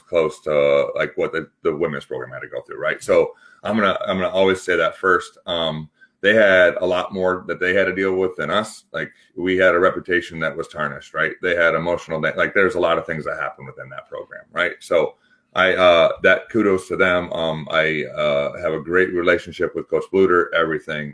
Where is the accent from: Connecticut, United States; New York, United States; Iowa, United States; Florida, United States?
Iowa, United States; also born or lived in Switzerland